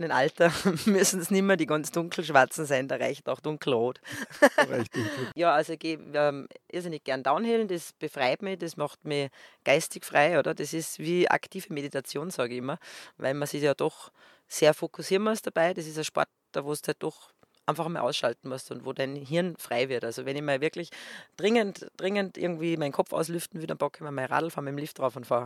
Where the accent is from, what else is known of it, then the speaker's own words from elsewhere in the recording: western Austria, Austria; So ist es halt einmal bei uns im Westen von Österreich. Da gibt es ein Skigebiet neben dem anderen.